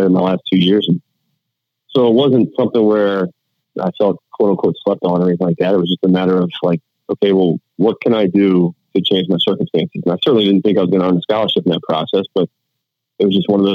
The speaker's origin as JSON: {"language": "English", "region": "Virginia", "country": "United States", "tie": "born or raised there", "also_born_or_lived": "North Carolina", "said": "I was born in Virginia and kind of split time back in Virginia, North Carolina growing up."}